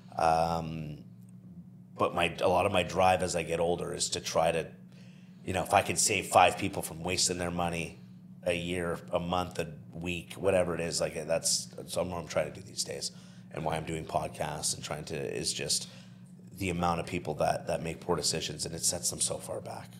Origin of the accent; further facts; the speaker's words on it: New Brunswick, Canada; moved away; I'm from New Brunswick, so this is still kind of new